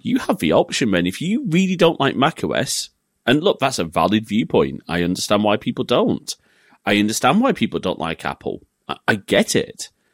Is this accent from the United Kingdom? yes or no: yes; England, United Kingdom; being an English family